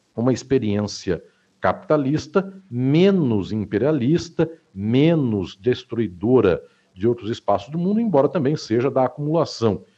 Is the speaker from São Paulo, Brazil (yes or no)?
yes; Catanduva, São Paulo, Brazil; na minha terra natal, a cidade onde eu nasci, que se chama Catanduva, no interior do estado de São Paulo